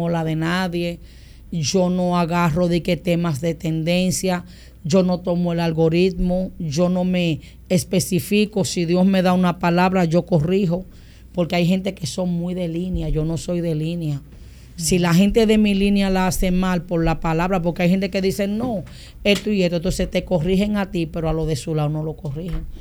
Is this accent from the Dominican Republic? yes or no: yes; Boca Chica, Distrito Nacional, Dominican Republic; also born or lived in San Pedro de Macorís; yo nací en San Pedro y me crié en Andrés Bocachica.